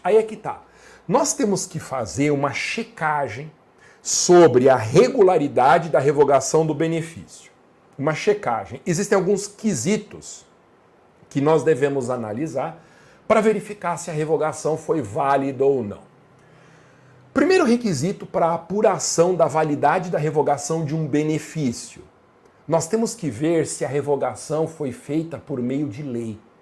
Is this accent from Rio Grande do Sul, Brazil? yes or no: no; Guarulhos, São Paulo, Brazil; em Guarulhos, minha cidade natal